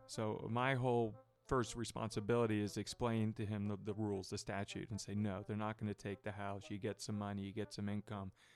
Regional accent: Dallas, Texas, United States; moved away as an adult; now in Northern Kentucky, United States; Not a native Texan, but uh, I grew up there

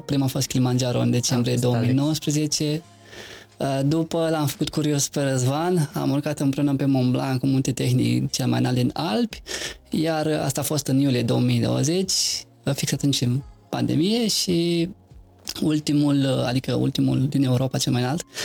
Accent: Neamț County, Romania; moved away as an adult; also born or lived in Târgu Frumos, Iași County / Cluj-Napoca; m-am născut în Argeș, județul Neamț, am făcut liceul la Târgu Frumos, județul Iași

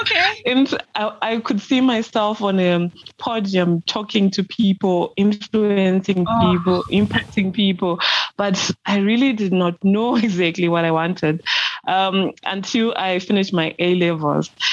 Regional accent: Mashonaland Central, Zimbabwe; Zimbabwean, born and bred in Mashonaland Central Province of Zimbabwe

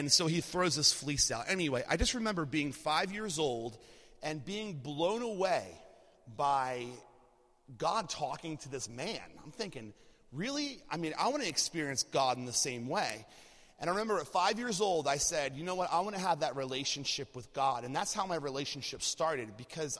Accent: Lancaster, Pennsylvania, United States; also born or lived in outside of Philadelphia, Pennsylvania; we ended up moving from outside of Philadelphia to Lancaster, Pennsylvania, and that's where I'm from. I'm from Lancaster originally

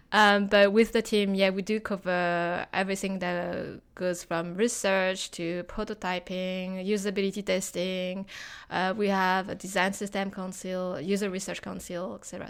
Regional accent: France; moved away as an adult; also born or lived in Hong Kong / Osaka; now in London, United Kingdom; I'm originally from France, but I live in Hong Kong, Osaka, and now I've settled in London.

